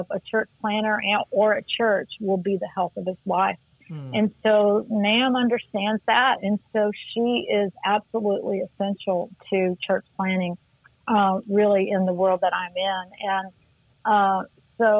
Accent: Missouri, United States; moved away as an adult; also born or lived in Denver, Colorado; I'm originally from Missouri

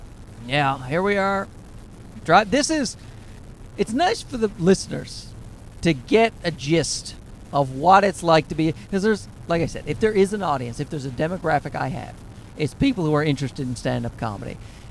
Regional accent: East Coast, United States; we are from the East Coast

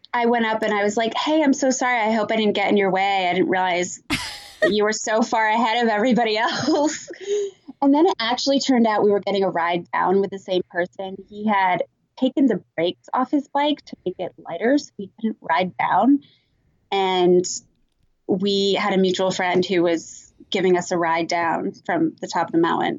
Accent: Vermont, United States; moved away; growing up in Vermont

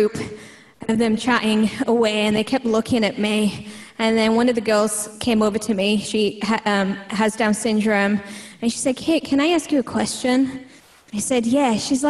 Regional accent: United Kingdom; born or raised there; moved away as an adult; now in United States

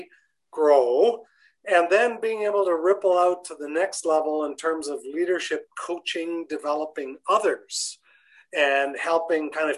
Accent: Canada; being Canadian

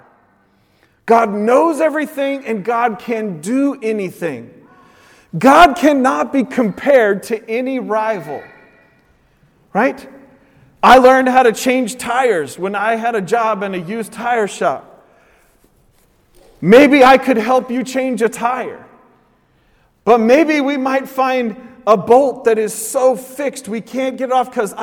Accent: Oregon, United States; I grew up in Oregon

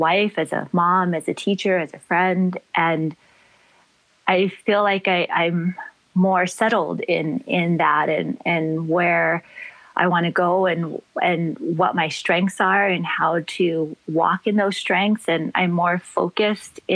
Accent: Gardena, California, United States; moved away as an adult; now in Maui, United States; I was born and raised in Gardena, California. But the place that feeds me is Maui

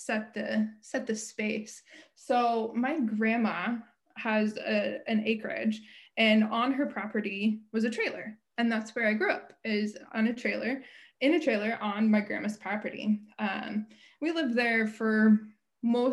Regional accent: Ottumwa, Iowa, United States; moved away as an adult; now in Oxford, Michigan, United States; I grew up in Ottumwa, Iowa. I moved to Oxford, Michigan just about 3 years ago. Until that point, I had always lived in Iowa.

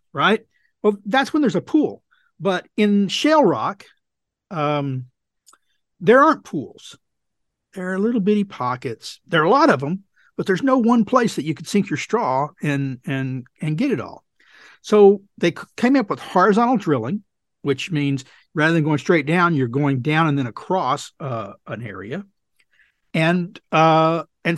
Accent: Texas, United States; my home state of Texas

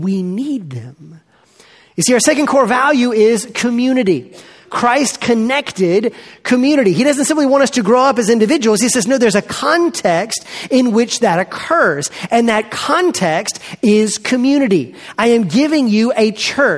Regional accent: Montgomery, Alabama, United States; I grew up in Montgomery, Alabama, south of here, at Eastern Hills Baptist Church

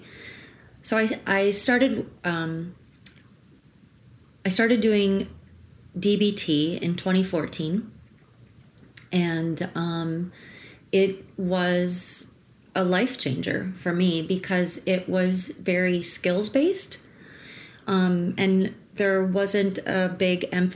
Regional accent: Minnesota, United States; moved away as an adult; also born or lived in New York / Barcelona / Jackson Hole; I was born in Minnesota and grew up in Minnesota

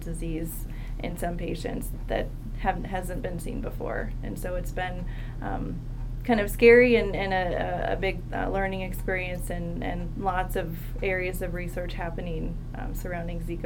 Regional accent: Delaware, United States; I grew up in Delaware, and so I ended up at the University of Delaware

